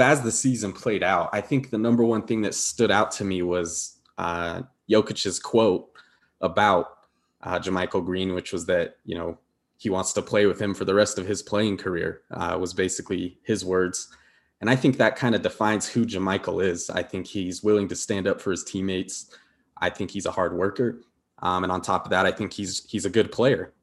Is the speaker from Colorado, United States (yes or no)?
yes; Denver, Colorado, United States; moved away as an adult; now in Utah, United States; I grew up in Denver, but I'm out here right now